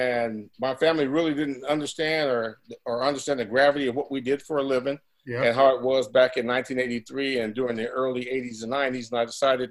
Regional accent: Southern California, United States; I'm from Southern California

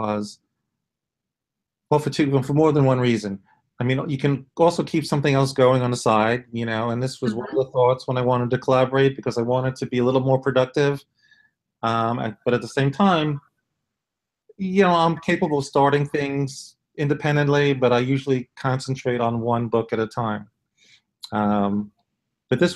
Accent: New York City, New York, United States; moved away; I'm originally from Brooklyn

